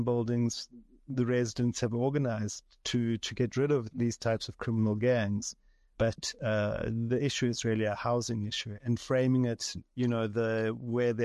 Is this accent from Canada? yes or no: no; Johannesburg, Gauteng, South Africa; I'm from Johannesburg. I grew up in different parts of the city, in Yeovil and Kensington.